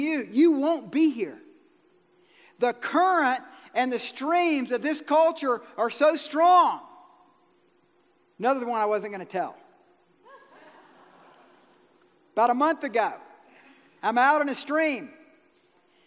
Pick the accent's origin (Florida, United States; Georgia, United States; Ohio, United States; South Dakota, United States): Georgia, United States; I'm from Georgia